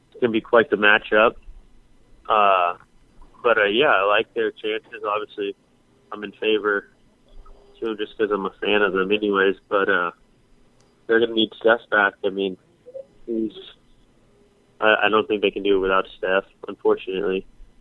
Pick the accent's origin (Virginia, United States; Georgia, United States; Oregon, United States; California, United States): California, United States; So, growing up in the Bay Area, That's right. Yeah.